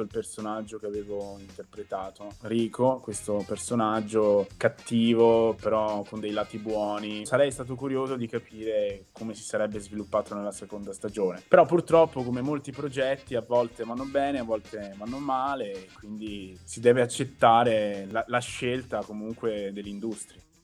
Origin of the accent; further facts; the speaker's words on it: Veneto, Italy; accent: Venetian dialect; col dialetto veneto